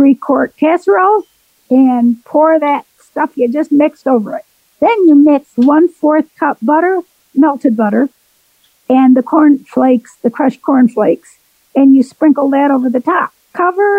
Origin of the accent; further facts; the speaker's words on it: Waynesville, North Carolina, United States; Waynesville, North Carolina